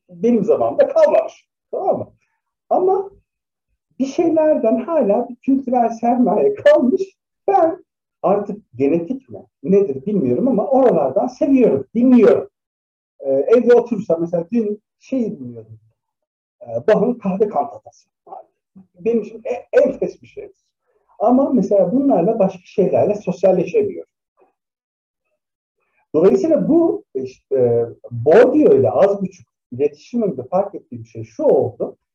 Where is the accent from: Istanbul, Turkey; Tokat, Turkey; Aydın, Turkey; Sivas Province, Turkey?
Tokat, Turkey; arkadaşlarım da çok garip gelse de ben Tokat'ta büyüdüm. Ondan sonra düşünsenize Tokat'ta 14-15 yaşında kimseyle sosyalleşemezsiniz